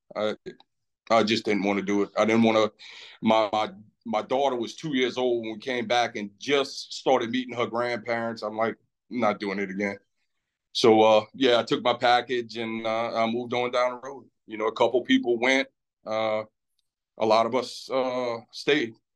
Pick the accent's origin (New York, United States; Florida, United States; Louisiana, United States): Louisiana, United States; Lafitte; been there my whole life